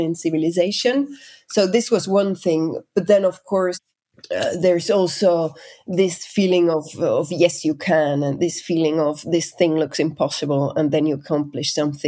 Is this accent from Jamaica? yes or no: no; Switzerland; Growing up in Switzerland, I had the very kind of traditional growing up. I grew up in the flatlands